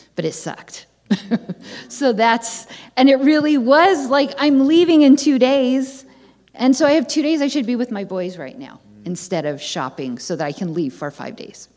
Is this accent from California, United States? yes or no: yes; San Francisco area, California, United States; I'm from the San Francisco area